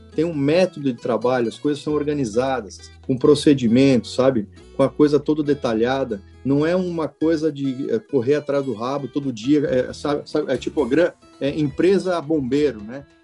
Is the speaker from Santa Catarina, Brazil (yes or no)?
yes; Xanxerê, Santa Catarina, Brazil; moved away as an adult; also born or lived in Florianópolis; eu tenho muito orgulho de dizer que eu sou colono de Xanxerê. Eu sou do oeste de Santa Catarina, eu nasci lá